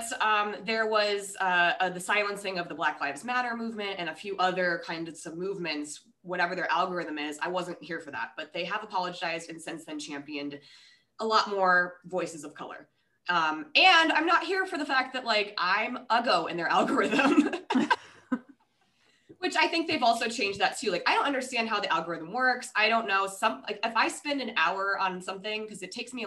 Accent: Rochester, Minnesota, United States; now in Hawaii, United States; I'm actually originally from Minnesota. So we lived, but like Rochester.

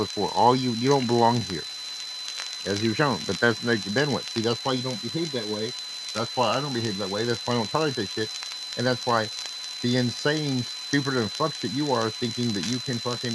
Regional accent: United States; English-speaking, you know, American white boy, well, American origin

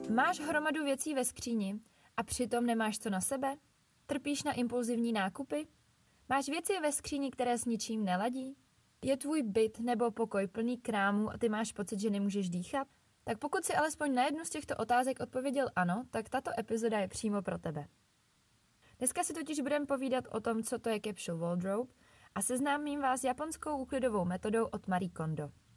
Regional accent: Bohemia, Czechia; u nás v Čechách

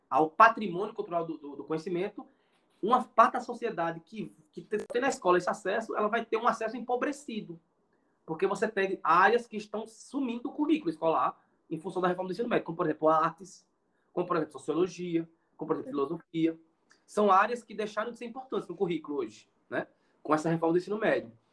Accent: Surubim, Pernambuco, Brazil; moved away as an adult; now in Iguatu, Brazil; eu sou pernambucano, como eu falei, né? Mas atualmente eu moro no Ceará, né? Estou morando aqui na cidade de Iguatu

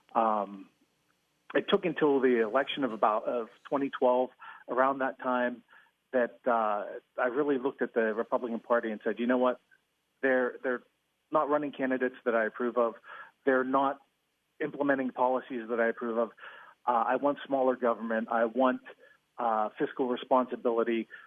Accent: White Oak, Pennsylvania, United States; also born or lived in California; I'm a Pittsburgh native. Grew up in the city of uh, White Oak, which is just outside of McKeesport

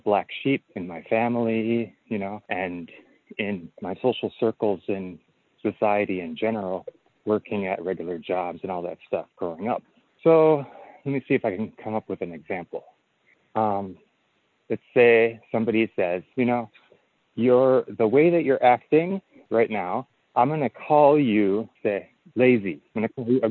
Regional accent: Eau Claire, Wisconsin, United States; when I was 6 years old, I was growing up in Wisconsin in a little town called Eau Claire, Wisconsin

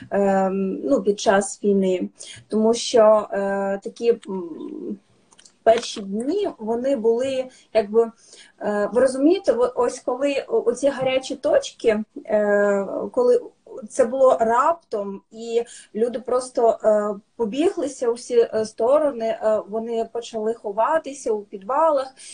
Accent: Ukraine; Ми з України.

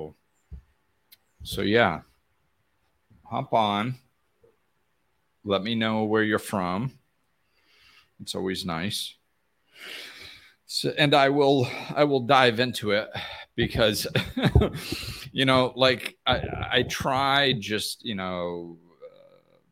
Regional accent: Massachusetts, United States; moved away; back where I grew up in Massachusetts

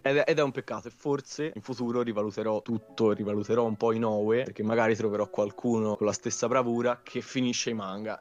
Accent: Tuscany, Italy; Io poi sono toscano

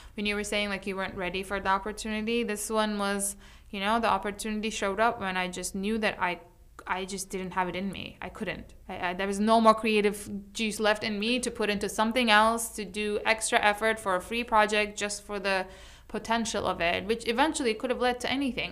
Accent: New York City, New York, United States; moved away; I come from New York City

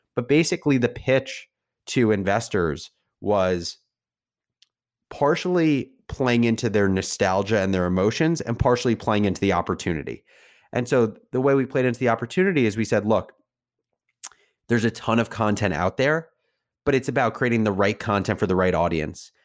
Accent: New Jersey, United States; I grew up in New Jersey

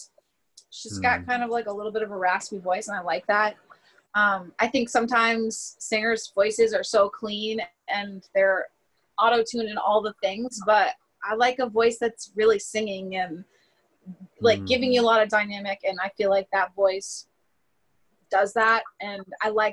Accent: United States; I'm clearly American

